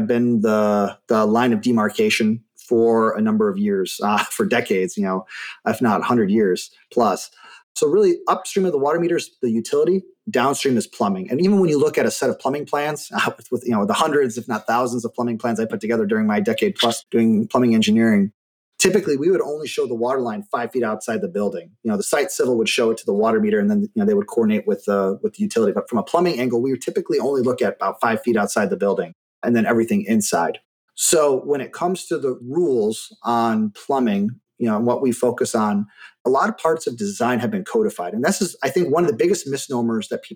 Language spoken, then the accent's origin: English; Michigan, United States; moved away as an adult; also born or lived in Germany; now in Phoenix, United States; where I grew up in Michigan